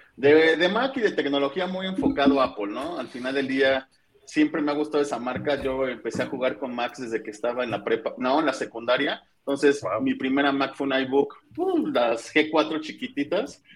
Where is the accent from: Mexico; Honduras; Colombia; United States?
Mexico